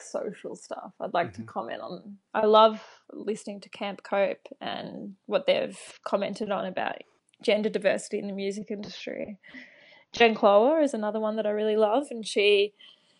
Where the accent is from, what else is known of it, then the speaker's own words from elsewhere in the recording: Wodonga, Victoria, Australia; moved away; also born or lived in Albury; my hometown of Wodonga